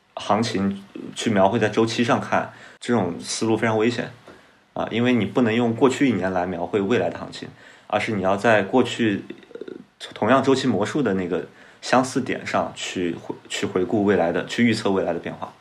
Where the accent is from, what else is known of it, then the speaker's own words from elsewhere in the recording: Nanchang, Jiangxi, China; moved away; 我老家是南昌的，就是最早从东湖区转，转移到红谷滩，再转移到九龙湖